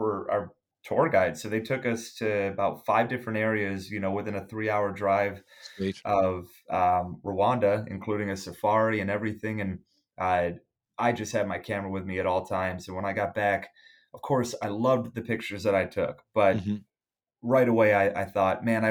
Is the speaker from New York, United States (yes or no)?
yes; Buffalo, New York, United States; I'm born and bred in Buffalo, New York